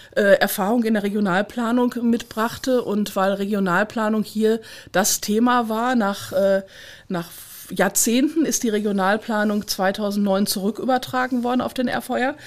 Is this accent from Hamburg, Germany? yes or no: no; eastern Ruhr area, Kreis Unna, North Rhine-Westphalia, Germany; Ich komme ja aus dem östlichen Ruhrgebiet. Ich bin ja ein Kind des Ruhrgebiets.